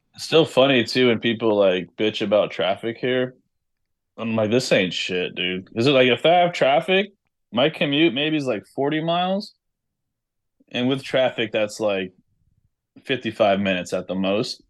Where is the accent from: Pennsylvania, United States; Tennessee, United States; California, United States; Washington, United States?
California, United States; Los Angeles; moved away; I'm from Los Angeles